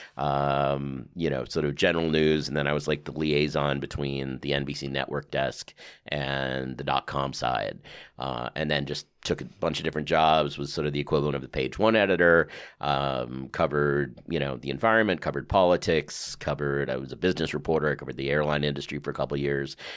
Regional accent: New York City, New York, United States; also born or lived in Westchester, New York; I grew up on the Upper West Side

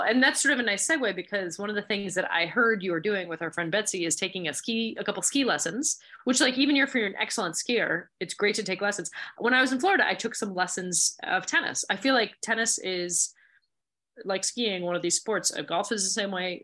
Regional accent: Montreal, Quebec, Canada; I grew up in Montreal

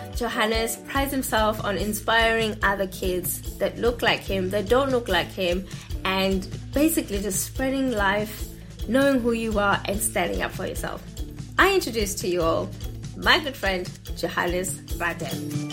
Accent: South Africa; I come from South Africa

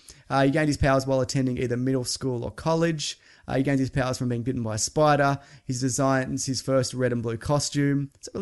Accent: Argentina; from Argentina.

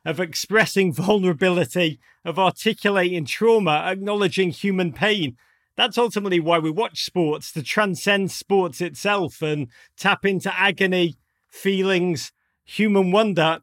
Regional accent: Liverpool, North West England, United Kingdom; accent: Scouse; moved away; growing up in Liverpool

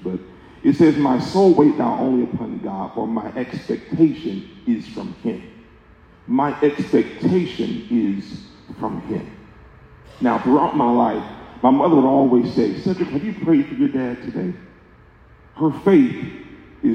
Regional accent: Pensacola, Florida, United States; now in Kansas City, United States; the church I grew up in Pensacola, Florida, fantastic church

